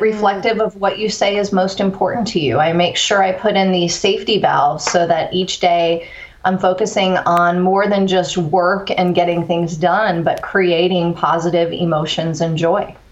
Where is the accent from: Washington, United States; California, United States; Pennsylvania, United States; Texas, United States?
Texas, United States; Corpus Christi; also born or lived in East Coast; moved to Corpus Christi, Texas in the fourth grade, uh, graduated high school